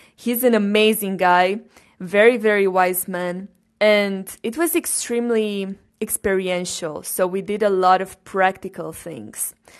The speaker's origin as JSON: {"language": "English", "town": "Cluj-Napoca", "region": "Cluj County", "country": "Romania", "tie": "born or raised there", "said": "I was born in Romania, first of all, in Cluj-Napoca, which is a region in Transylvania"}